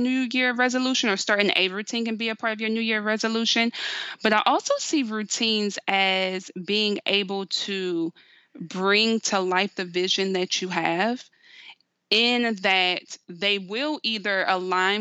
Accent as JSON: {"language": "English", "region": "the South", "country": "United States", "said": "I'm from the South"}